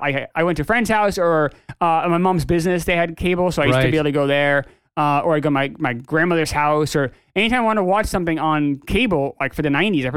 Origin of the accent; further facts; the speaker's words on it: New Hampshire, United States; also born or lived in New York; Moved to New Hampshire in 1989 and I lived on a dirt road and we didn't have cable